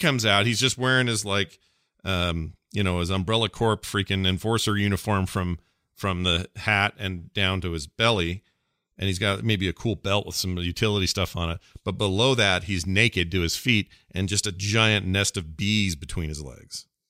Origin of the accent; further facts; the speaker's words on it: Salt Lake City, Utah, United States; it's like Salt Lake City. Said it was, it was my hometown